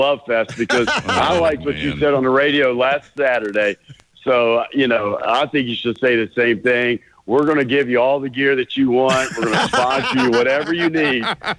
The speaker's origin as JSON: {"language": "English", "region": "West Virginia", "country": "United States", "moved": "yes", "said": "I'm from West Virginia"}